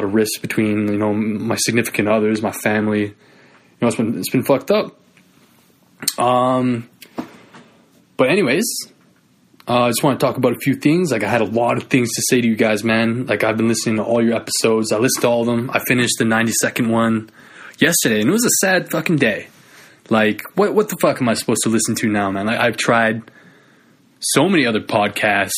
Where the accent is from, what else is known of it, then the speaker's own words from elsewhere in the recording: Northwest Territories, Canada; I'm from Northern Canada, NWT to be specific